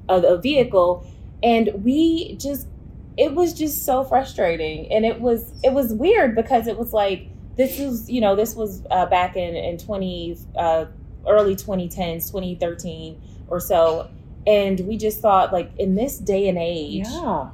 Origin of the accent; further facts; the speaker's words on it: Mississippi Delta, United States; now in Memphis, United States; I'm from Mississippi, uh, the Mississippi Delta to be exact